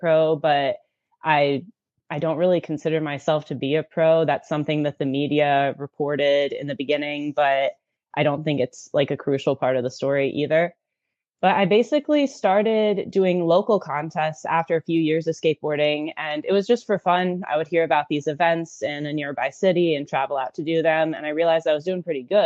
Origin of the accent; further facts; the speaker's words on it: Kalamazoo, Michigan, United States; I'm from Kalamazoo, Michigan